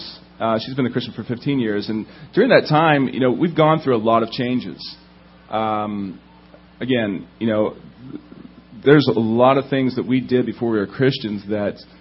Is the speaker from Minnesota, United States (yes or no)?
no; Indiana, United States; now in Southern California, United States; I grew up in Indiana, which is a little bit different from Southern California, just a little bit